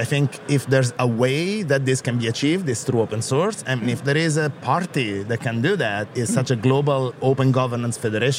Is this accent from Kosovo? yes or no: no; Italy; accent: Italian; I grew up here in Europe. I'm Italian, as you can hear from my outrageous Italian accent.